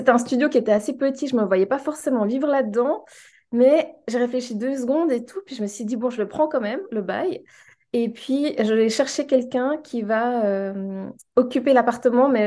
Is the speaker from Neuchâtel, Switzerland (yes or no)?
yes; Neuchâtel, Switzerland; moved away as an adult; also born or lived in Lausanne; J'ai grandi à Neuchâtel, j'ai vécu euh, la majeure partie de ma vie euh, dans cette ville. Et puis, je travaillais aussi là, à, proximité.